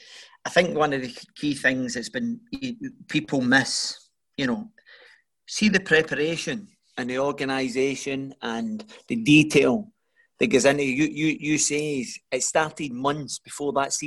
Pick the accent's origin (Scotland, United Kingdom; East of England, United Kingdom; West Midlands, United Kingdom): Scotland, United Kingdom; Glasgow; also born or lived in Wolverhampton; I'm from the East End of Glasgow